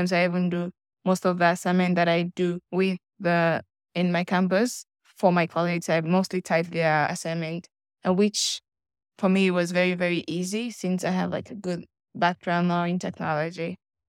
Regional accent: Sierra Leone; I'm from Sierra Leone. I'm 22 years old

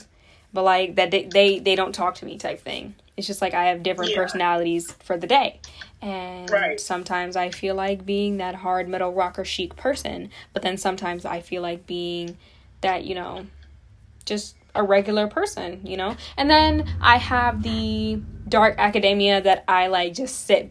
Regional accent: Cleveland, Ohio, United States; We from Cleveland. It's different

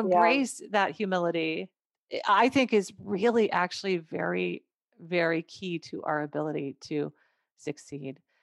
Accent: McGregor, Minnesota, United States; I grew up in McGregor, went to McGregor High School

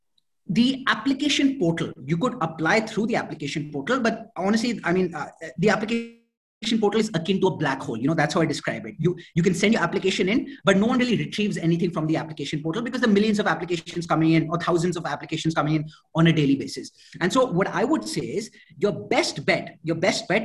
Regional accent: India; moved away as an adult; also born or lived in Atlanta, United States / New York, United States; originally from India, born and brought up in India

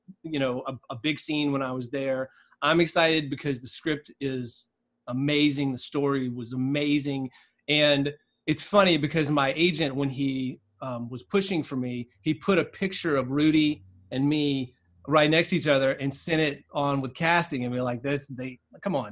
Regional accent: South Georgia, United States; I grew up in South Georgia, kind of in the middle of nowhere.

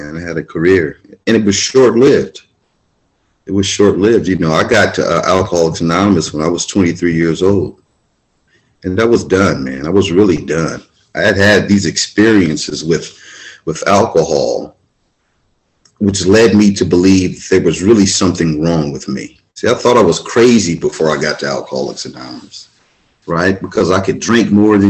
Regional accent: Venice, California, United States; I'm born and raised in Venice, California

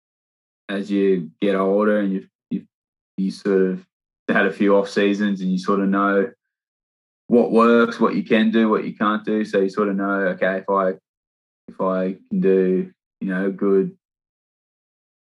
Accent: Sydney, New South Wales, Australia; born or raised there; moved away as an adult; now in Gloucester, United Kingdom

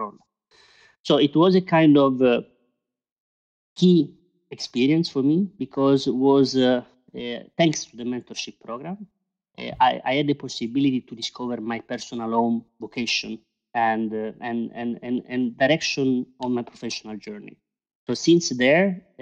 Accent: Italy; moved away as an adult; now in Brussels, Belgium; I'm originally from Italy

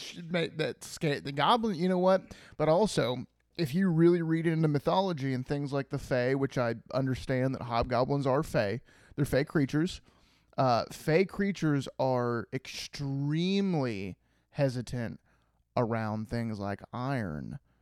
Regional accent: Ohio, United States; We're from Ohio.

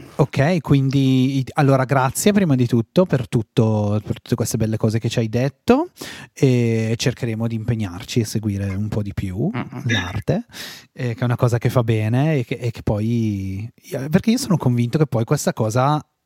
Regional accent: Val Camonica, Lombardy, Italy; nel mio paese di provenienza, in Val Camonica

